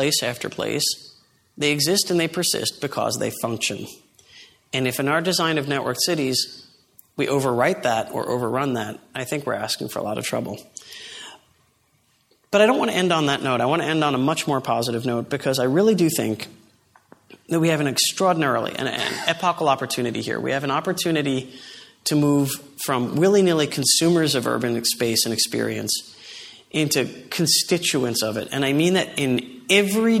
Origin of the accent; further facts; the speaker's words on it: New York City, New York, United States; my hometown, New York City